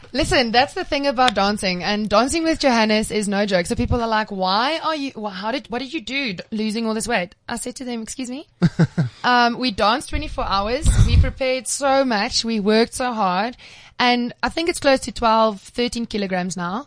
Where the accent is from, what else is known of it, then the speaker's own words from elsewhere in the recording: Cape Town, Western Cape, South Africa; I'm from Cape Town